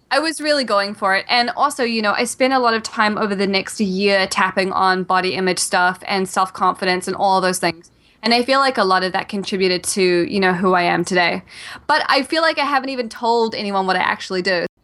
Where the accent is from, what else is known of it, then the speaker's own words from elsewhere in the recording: New Zealand; also born or lived in Australia; now in New York City, United States; I'm originally from New Zealand and, uh, when I was in New Zealand, um, I had a great childhood